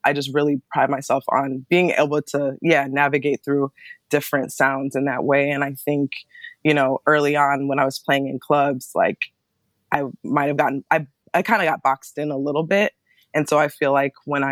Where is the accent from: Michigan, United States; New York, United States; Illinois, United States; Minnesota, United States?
Michigan, United States; Ann Arbor; also born or lived in Berkeley, California; now in Bay Area, United States; I was, you know, born and raised in Ann Arbor